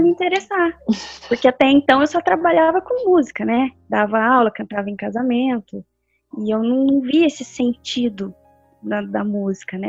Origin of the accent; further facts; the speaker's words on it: Pindamonhangaba, São Paulo, Brazil; eu sou de Pindamonhangaba, né, como a Isabela falou. Eu nasci aqui, cresci aqui, sempre acho que vou morrer aqui